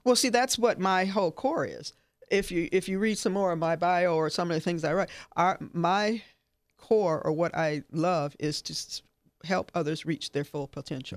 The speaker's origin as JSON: {"language": "English", "area": "Detroit", "region": "Midwest", "country": "United States", "moved": "yes", "lives_now": "Southern Nevada, United States", "said": "I'm from the Midwest"}